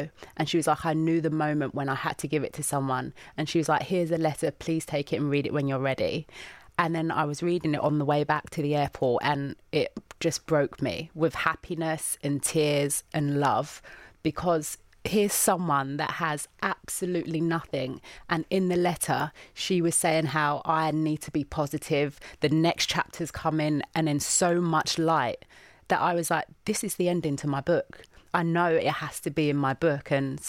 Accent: London, United Kingdom; going back to that person growing up in the East End

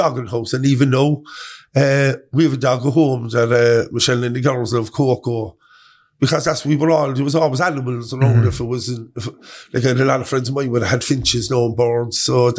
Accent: Cork, Munster, Ireland; Originally, I came from Churchill Avenue, a flat above the O'Connell shop in the avenue. So that's where I was born.

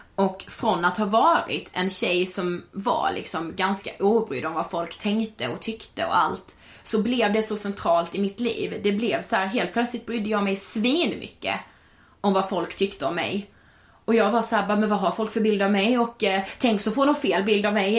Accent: Karlshamn, Blekinge, Sweden; now in Stockholm, Sweden; jag hade varit hemma i Karlshamn i tio veckor och jobbat

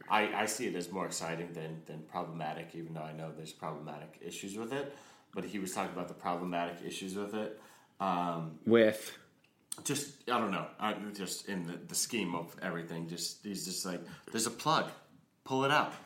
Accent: United States; as an American film consumer

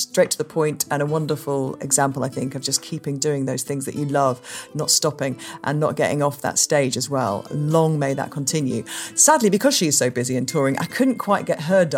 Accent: United Kingdom; we're British

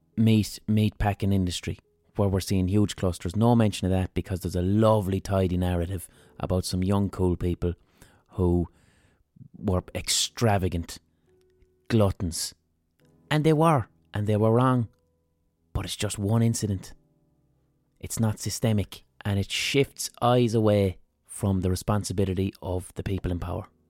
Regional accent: Limerick, Munster, Ireland; I'm from Limerick

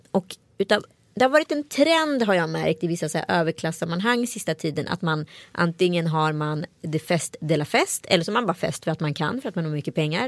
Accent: Strömstad, Västra Götaland, Sweden; folk från Strömstad där jag växte upp vet hur mycket sketcher jag har filmat

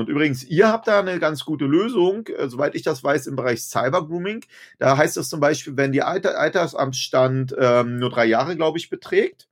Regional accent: Germany; also born or lived in Berlin; bei uns in Deutschland

